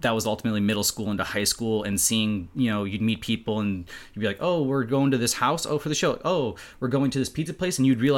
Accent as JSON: {"language": "English", "region": "North Dakota", "country": "United States", "said": "I'm from North Dakota"}